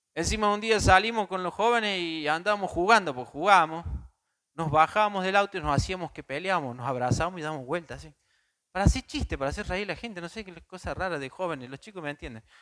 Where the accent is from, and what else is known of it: Córdoba, Argentina